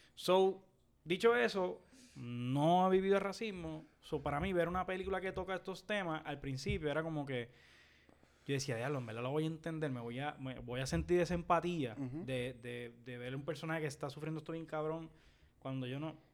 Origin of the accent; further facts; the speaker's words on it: Puerto Rico; yo como puertorriqueño, que siempre ha vivido en Puerto Rico